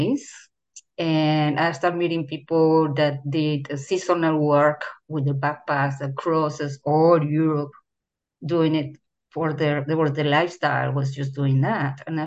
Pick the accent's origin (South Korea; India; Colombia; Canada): Colombia; moved away as an adult; also born or lived in Bogota, Colombia / Barranquilla, Colombia / Paris, France; when I was very, very, very young, growing up in Colombia.